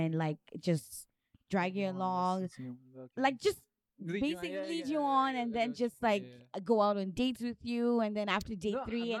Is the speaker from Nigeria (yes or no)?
yes; Nigeria; I am from Nigeria